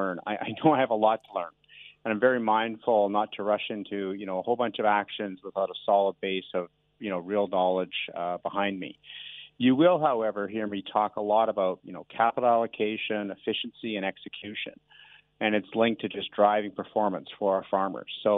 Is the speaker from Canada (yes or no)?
yes; Canada; moved away as an adult; also born or lived in Melbourne, Australia; now in Auckland, New Zealand; people can probably tell from my accent, I was born in Canada, but importantly, you know, I grew up in a farming family